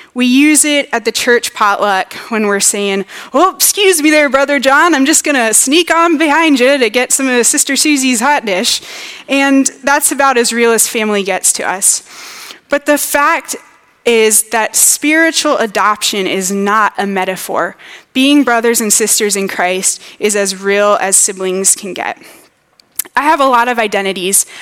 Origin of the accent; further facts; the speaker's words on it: Louisiana, United States; moved away as an adult; now in Minnesota, United States; I was from Louisiana